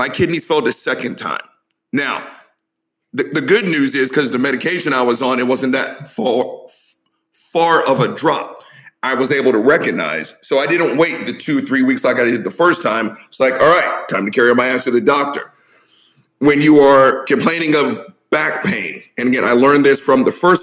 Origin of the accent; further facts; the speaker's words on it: the South, United States; I'm old and I'm from the South